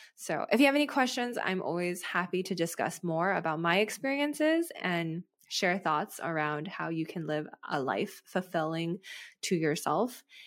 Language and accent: English; United States; as an American